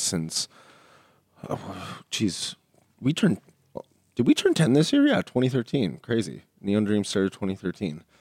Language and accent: English; Canada; us Canadians